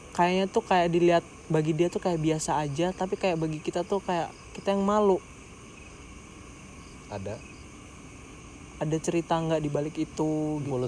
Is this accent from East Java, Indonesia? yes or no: no; Lampung, Indonesia; gue nih dari Lampung gitu ceritanya dan gue sadar di Lampung tuh kayak hanya ada kota-kota terpenting doang